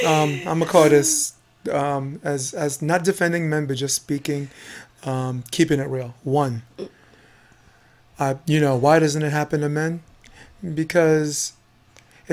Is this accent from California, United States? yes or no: no; New York City, New York, United States; also born or lived in Harlem, New York; I grew up on Flatbush Avenue, Brooklyn, New York